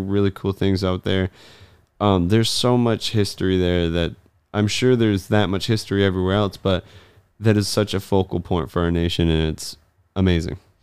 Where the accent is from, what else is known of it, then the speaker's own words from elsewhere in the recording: Michigan, United States; also born or lived in Colorado; I was born in Colorado and I don't remember a ton from it. Uh, we moved back to Michigan when I was really young.